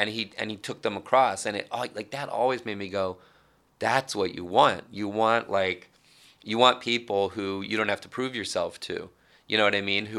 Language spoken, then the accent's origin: English; New York, United States; Like I always felt that, and maybe it's partly like being a New Yorker and never totally buying into being out there or the nature of the things I did.